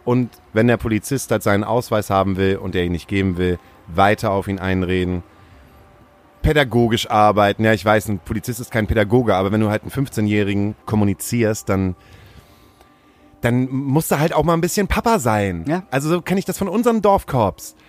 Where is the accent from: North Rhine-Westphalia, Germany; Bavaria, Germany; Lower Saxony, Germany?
Lower Saxony, Germany; Stade; Ich komme nämlich aus Stade